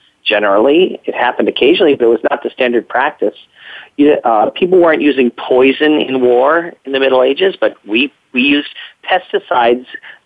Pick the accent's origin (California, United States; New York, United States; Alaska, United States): New York, United States; New York City; growing up in the Cold War, and especially in New York City